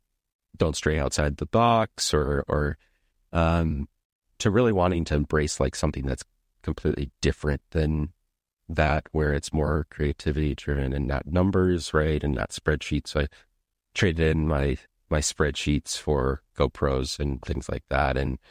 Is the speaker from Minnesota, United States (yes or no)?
yes; Minnesota, United States; now in Amsterdam, Netherlands; I live in Amsterdam now. I grew up in Minnesota.